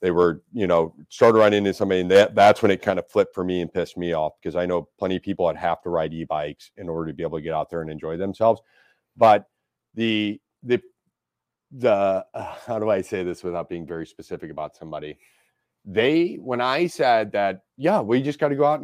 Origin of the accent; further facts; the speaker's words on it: St. Louis, Missouri, United States; I grew up in South City. I didn't grow up out in the county